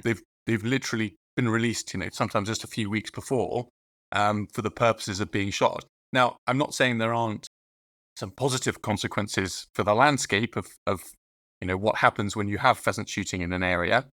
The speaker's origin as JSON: {"language": "English", "area": "Dorset", "region": "South West England", "country": "United Kingdom", "tie": "born or raised there", "said": "I grew up in Dorset, uh, which is a rural part of Southwest England."}